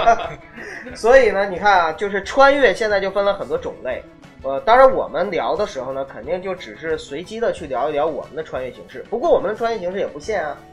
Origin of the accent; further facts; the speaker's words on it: Northeast China, China; accent: Northeastern; 我东北人的那个暴露了